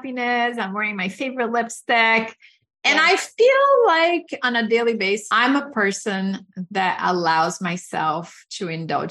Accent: Brazil; moved away; I grew up in Brazil and I grew up with very limited resources

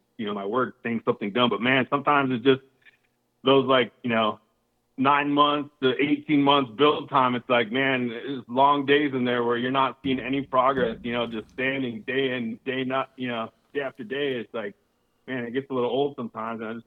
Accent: South Dakota, United States; now in Arizona, United States; I was born in South Dakota, so living on a farm

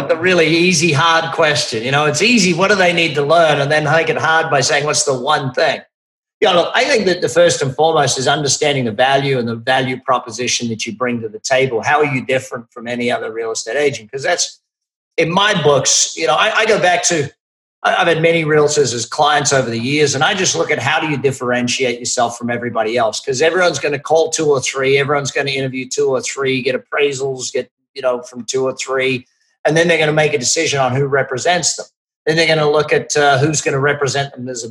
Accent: Australia; I'm Australian.

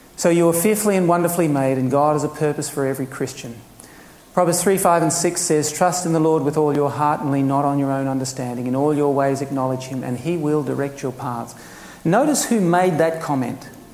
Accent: Queensland, Australia; being a Queenslander

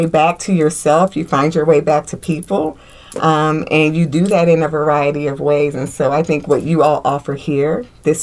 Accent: Indiana, United States; moved away; when I was growing up in Indiana, you know, because we were just all very integrated in my hometown

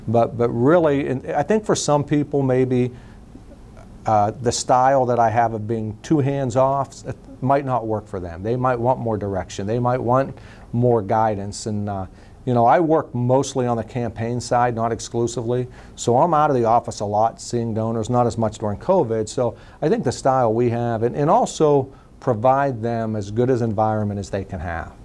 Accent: New Castle, Pennsylvania, United States; now in Youngstown, United States; being that I grew up in Newcastle, so I watched Pittsburgh um, uh, news

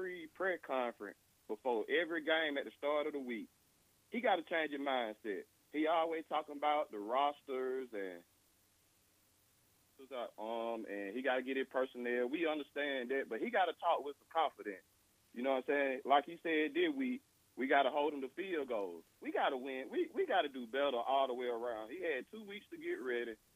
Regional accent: Opelika, Alabama, United States; I'm a longtime Auburn fan, and I'm from Opelika

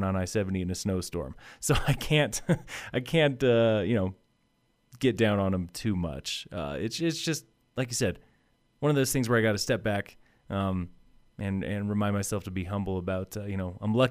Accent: Colorado, United States; I grew up in Colorado

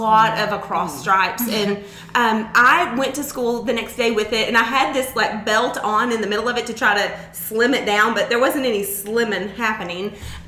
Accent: Harrison, Arkansas, United States; I grew up in Harrison, so I'm not far from where you grew up in Flippin

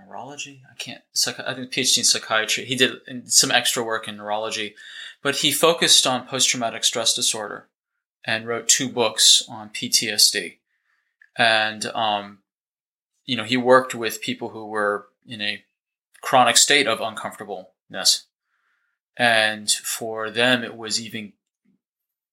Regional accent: Boston, Massachusetts, United States; moved away as an adult; also born or lived in Northern California / Dallas, Texas; now in New Zealand; originally, I'm from the States. I grew up in outside Boston, Massachusetts

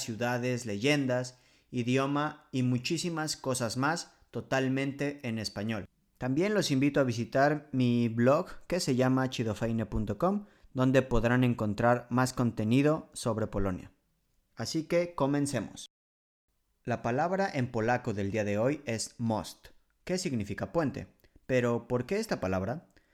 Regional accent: Mexico City, Mexico; moved away as an adult; now in Poland; la Ciudad de México, por ejemplo, de donde yo soy originario

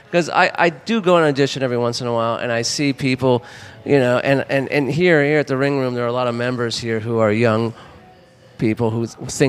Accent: Los Angeles, California, United States; moved away as an adult; now in New Orleans, United States; When I moved down here in 2000, I signed up with them because I'm from Los Angeles.

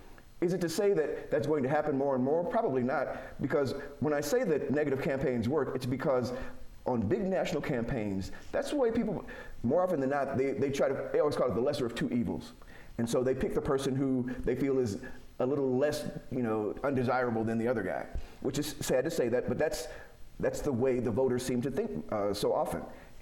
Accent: Chicago, Illinois, United States; now in Utah, United States; I'm from Chicago

